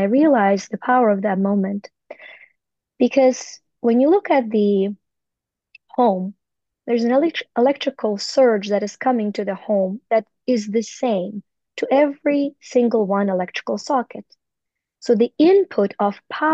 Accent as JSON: {"language": "English", "country": "Ukraine", "tie": "born or raised there", "moved": "yes", "said": "I was born in the Soviet Union in Ukraine"}